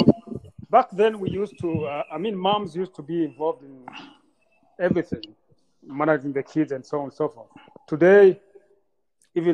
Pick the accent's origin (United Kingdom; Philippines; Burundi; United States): Burundi; Bujumbura; moved away; also born or lived in Rwanda; I was born in Bujumbura, Burundi, and came back to Rwanda after genocide